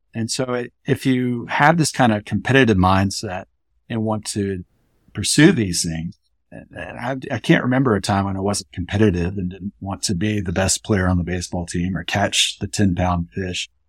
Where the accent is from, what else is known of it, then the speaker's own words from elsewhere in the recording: Columbia, South Carolina, United States; I was born in Columbia, South Carolina in nineteen seventy-four, so my childhood spanned the eighties and early nineties